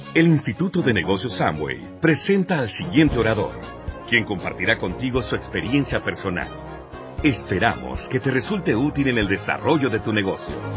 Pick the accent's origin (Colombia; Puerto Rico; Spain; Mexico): Colombia; Cúcuta, Norte de Santander; yo soy de Cúcuta, de norte de Santander